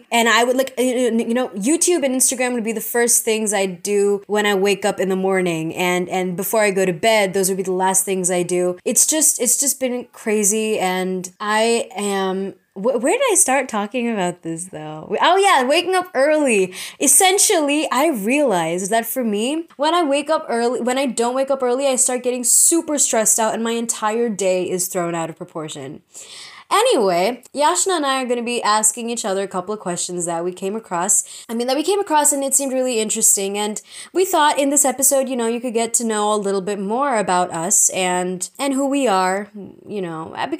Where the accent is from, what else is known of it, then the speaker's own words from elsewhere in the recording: United States; also born or lived in Secunderabad, India; I was born in Sikandarabad, okay? Which is a nice city. And after that, I moved to America when I was 6 months old